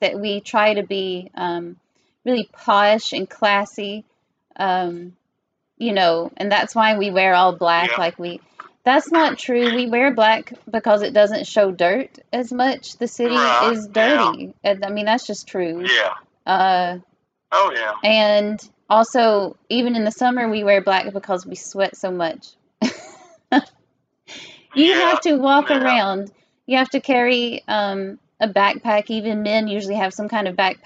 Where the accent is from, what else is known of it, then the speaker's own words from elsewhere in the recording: the South, United States; accent: Southern; moved away; As a Southerner